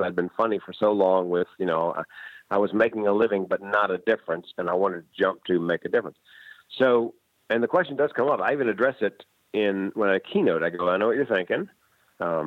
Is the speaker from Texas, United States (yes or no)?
no; Raleigh, North Carolina, United States; the classic rock station in Raleigh, North Carolina, my hometown